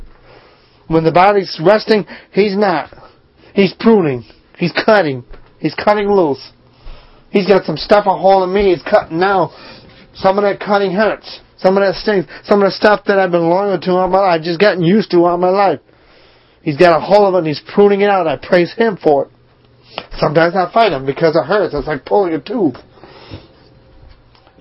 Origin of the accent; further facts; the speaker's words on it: Northeast, United States; now in Charlotte, United States; I grew up in the Northeast in a small town, Milltown